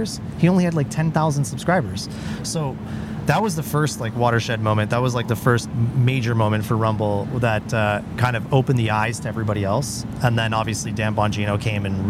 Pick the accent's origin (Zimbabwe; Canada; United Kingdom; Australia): Canada; I'm a Canadian guy